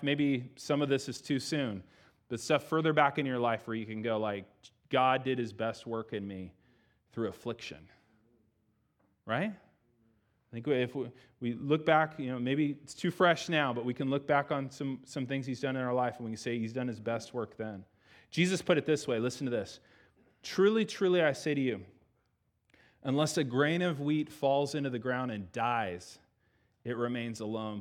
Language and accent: English; United States; we're Americans.